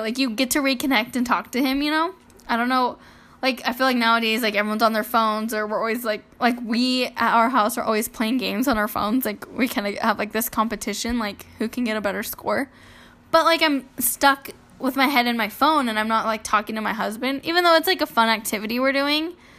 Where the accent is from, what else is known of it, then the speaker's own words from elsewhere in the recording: California, United States; moved away as an adult; now in Idaho, United States; I was born and raised in California